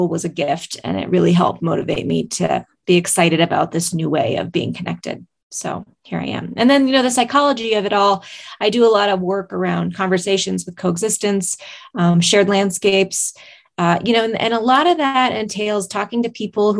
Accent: Tom Miner Basin, Montana, United States; I am from Tom Minor Basin, Montana

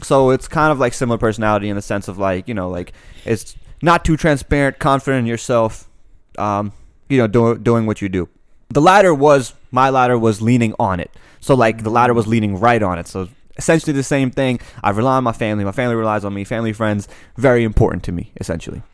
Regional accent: United States; growing up in America

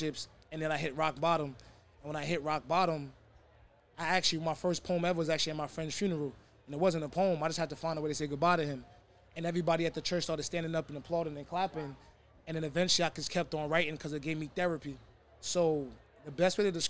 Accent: New York City, New York, United States; from the Bronx

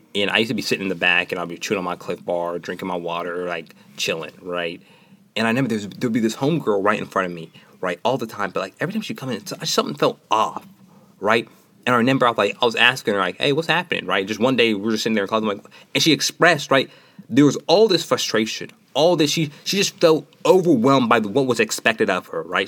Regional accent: Nashville, Tennessee, United States; moved away; from Nashville, Tennessee

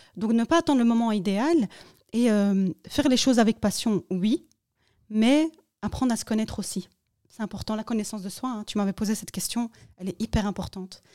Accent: Morocco; moi, je suis marocaine

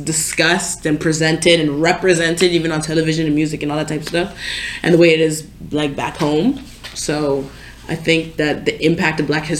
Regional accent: Lawrenceville, Georgia, United States; now in Canada; I was born in Atlanta, Georgia. Well, Lawrenceville, right outside of Atlanta. But people who don't know where Lawrenceville is, Gwinnett County. If you don't know where Gwinnett County is, Atlanta. Anyways, so growing up down there

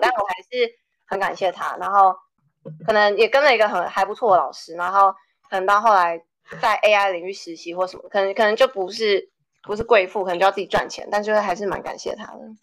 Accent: Taiwan; moved away as an adult; also born or lived in Ames, Iowa, United States; now in United States; 我在台大的时候

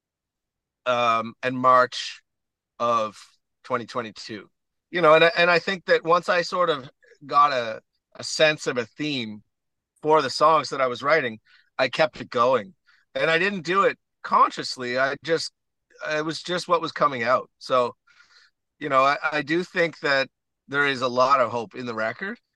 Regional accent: Stratford, Prince Edward Island, Canada; moved away as an adult; also born or lived in Edmonton / Toronto; Battery Point, which is where I grew up in Stratford area.

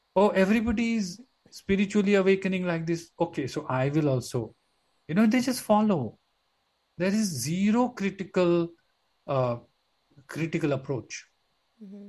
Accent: Mumbai, Maharashtra, India; I'm a city boy. I was born in Bombay

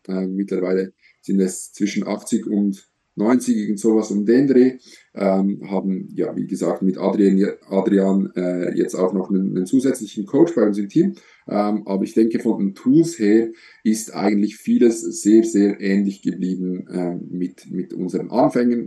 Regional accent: Switzerland; Ich komme aus der Schweiz, so wie Samuel

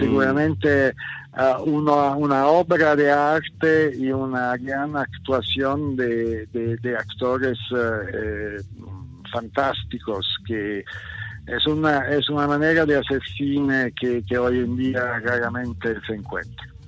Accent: Southern Italy, Italy; Spanish is a second language; moved away as an adult; now in Mexico City, Mexico; soy del sur de Italia

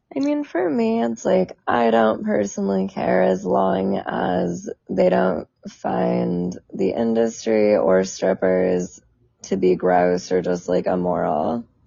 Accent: San Diego, California, United States; I'm from San Diego

